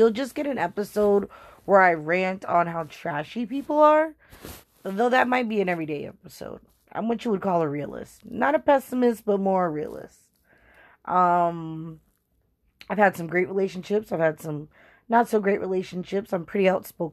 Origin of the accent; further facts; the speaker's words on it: Boston, Massachusetts, United States; born and bred in Boston